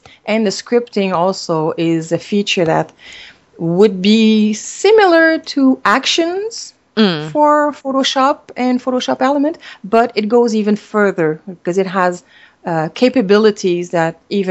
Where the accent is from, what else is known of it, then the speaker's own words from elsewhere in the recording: Canada; first language French; English is a second language; I'm a French-Canadian, so English is my second language